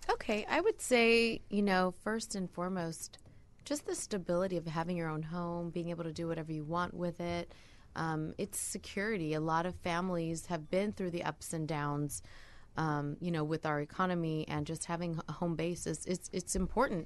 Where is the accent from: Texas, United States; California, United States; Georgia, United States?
California, United States; Southern; also born or lived in Costa Rica; now in San Diego, United States; I was born and raised in Southern California